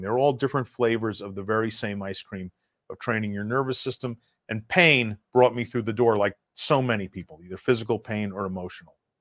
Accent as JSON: {"language": "English", "region": "New York", "country": "United States", "also_born_or_lived": "Russia / Cambodia", "moved": "as an adult", "said": "Being a New Yorker"}